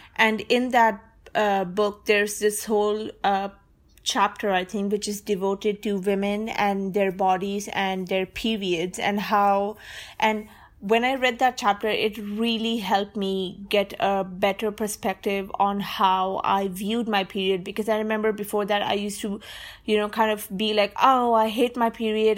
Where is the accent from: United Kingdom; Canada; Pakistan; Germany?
Pakistan; I'm a Sunni and I'm a Pakistani